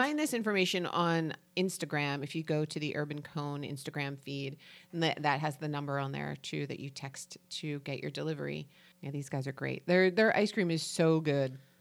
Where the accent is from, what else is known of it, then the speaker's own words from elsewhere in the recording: New Jersey, United States; I'm from New Jersey, so it sounds like N A D A S